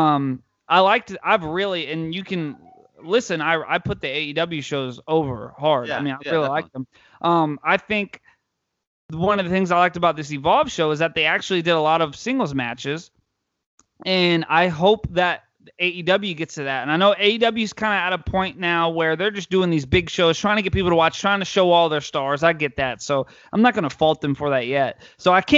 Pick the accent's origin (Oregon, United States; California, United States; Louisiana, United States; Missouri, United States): Louisiana, United States; New Orleans; I'm from New Orleans